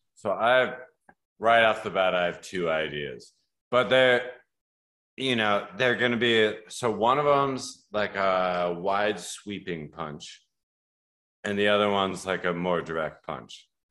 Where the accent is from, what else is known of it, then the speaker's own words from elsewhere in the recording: Colorado, United States; now in Milwaukee, United States; I grew up in Colorado